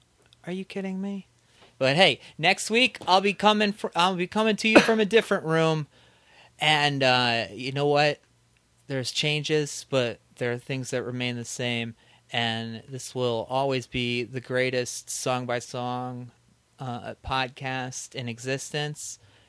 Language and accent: English; Indiana, United States; now in Chicago, United States; We started it in Chicago, and I am on my way out. I'm going over to Hoosier Land